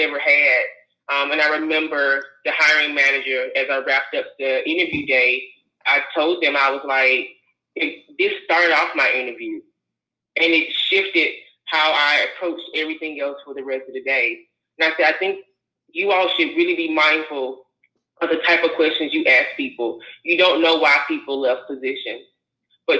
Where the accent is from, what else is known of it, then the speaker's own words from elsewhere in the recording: North Carolina, United States; moved away as an adult; while I would have loved to stay in my home state of North Carolina